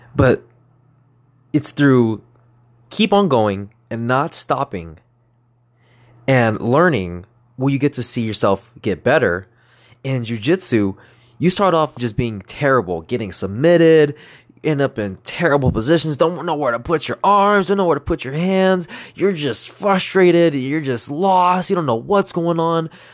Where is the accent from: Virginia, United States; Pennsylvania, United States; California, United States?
California, United States; Moreno Valley / East Los Angeles; I grew up in Moreno Valley till I was in third grade. I moved to East L A, and then I went to school in East L A until about fifth grade.